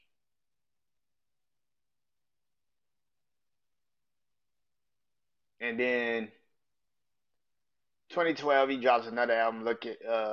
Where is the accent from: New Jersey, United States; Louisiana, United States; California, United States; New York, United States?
Louisiana, United States; New Orleans; I'll be in New Orleans, my hometown